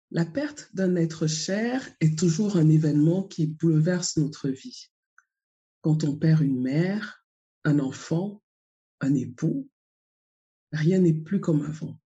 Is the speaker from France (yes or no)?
no; Cameroon; Moi, je suis originaire du Cameroun.